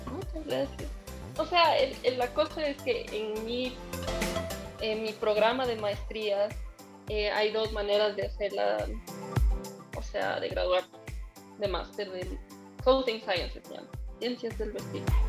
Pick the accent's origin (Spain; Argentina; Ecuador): Ecuador; also born or lived in Tokyo, Japan